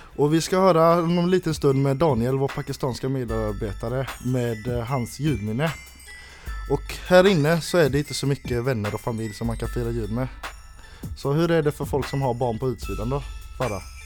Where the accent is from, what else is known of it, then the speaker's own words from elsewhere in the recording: Sweden; now in Oslo, Norway; Jeg er fra Sverige.